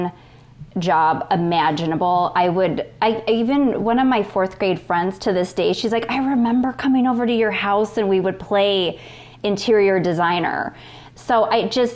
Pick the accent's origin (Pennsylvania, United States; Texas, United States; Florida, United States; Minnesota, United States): Minnesota, United States; moved away; we're in Minnesota at that point